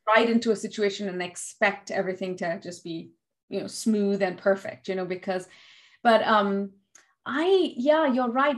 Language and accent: English; India; being an Indian